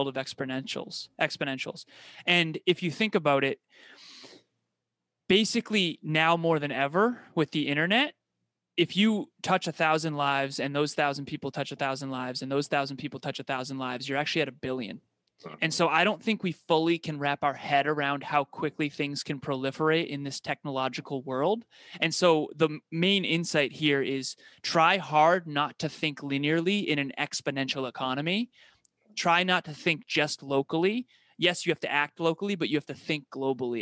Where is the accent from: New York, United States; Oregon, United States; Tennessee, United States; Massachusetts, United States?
Massachusetts, United States; Uxbridge; I was born and raised in Uxbridge, Massachusetts in the United States